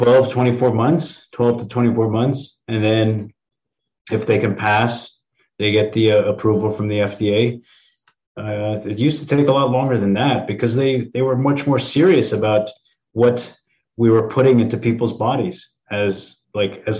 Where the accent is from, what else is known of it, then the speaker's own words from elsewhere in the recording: East Coast, United States; I'm from the East Coast too